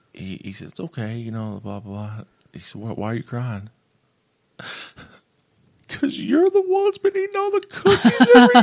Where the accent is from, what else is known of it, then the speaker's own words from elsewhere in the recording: Morehead, Kentucky, United States; I'm from Moorhead.